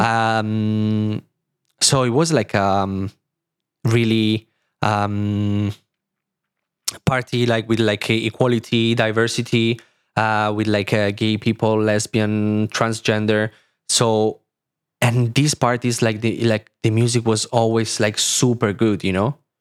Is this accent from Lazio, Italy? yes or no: no; small city about 30 km from Milan, Lombardy, Italy; English is a second language; moved away as an adult; now in Berlin, Germany; in Milan, which is, like, thirty kilometers from my, from my hometown